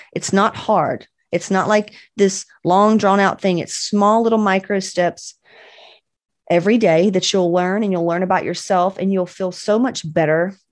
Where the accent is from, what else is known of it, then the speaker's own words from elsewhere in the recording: Cedartown, Georgia, United States; also born or lived in Cobb County, Georgia; I'm from West Georgia, baby